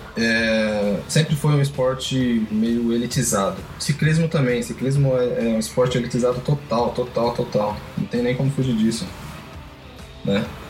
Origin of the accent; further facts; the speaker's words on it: São Paulo, Brazil; Eu venho da Vila Zate de Pirituba